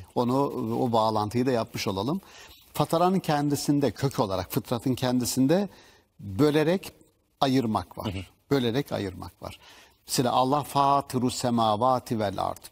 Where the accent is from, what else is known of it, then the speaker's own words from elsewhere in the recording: Black Sea Region, Turkey; bizim Karadeniz'de söylerler sünepe